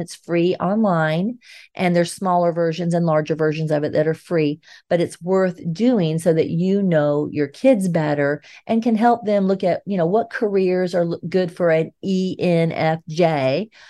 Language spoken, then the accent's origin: English; Georgia, United States; moved away as an adult; we've both been raised in Georgia, even though we've spent some time in other states throughout our adult life